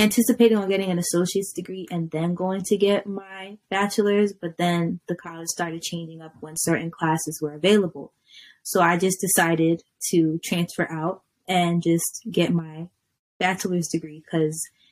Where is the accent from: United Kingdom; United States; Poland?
United States; Jersey City, New Jersey; now in Poconos, United States; I am originally from Jersey City, New Jersey, but I currently live in East Charlottesville, PA